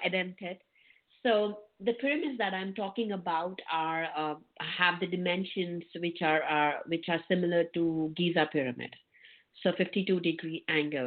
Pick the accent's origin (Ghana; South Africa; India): India; I was born in India, um, and uh, I was born in a very humble family